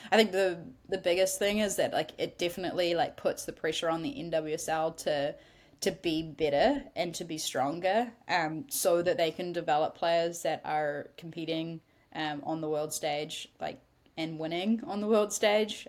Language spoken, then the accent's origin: English; New Zealand; as a New Zealander.